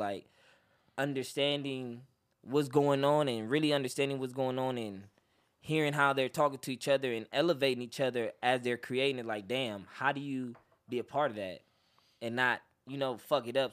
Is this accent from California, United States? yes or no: yes; Los Angeles, California, United States; I'm originally from Los Angeles, California